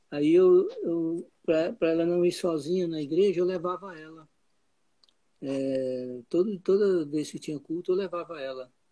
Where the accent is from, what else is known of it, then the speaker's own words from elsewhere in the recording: Goiás, Brazil; Eu vivi lá até 34 anos.